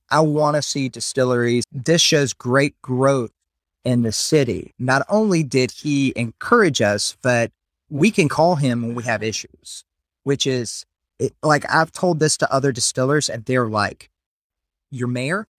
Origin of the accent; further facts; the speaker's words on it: South Carolina, United States; also born or lived in Memphis; now in Louisiana, United States; Originally, we're from South Carolina